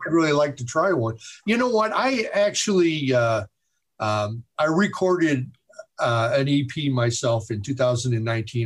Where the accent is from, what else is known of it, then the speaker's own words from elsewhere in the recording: Chicago, Illinois, United States; I'm from Chicago